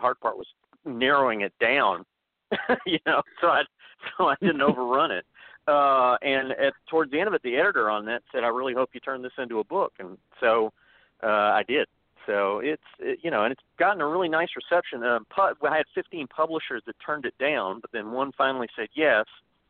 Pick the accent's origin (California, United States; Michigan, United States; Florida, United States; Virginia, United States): Florida, United States; Pensacola; also born or lived in Alabama; I grew up in Pensacola, which some people refer to as the Redneck Riviera, I went to college in Alabama